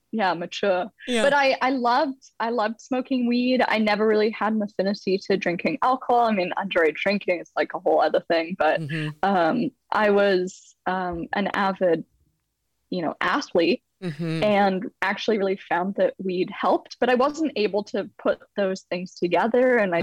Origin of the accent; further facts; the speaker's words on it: San Francisco Bay Area, California, United States; also born or lived in London; Ooh, so I'm originally from London, though my parents moved my brother and I over to the San Francisco Bay Area when we were kids.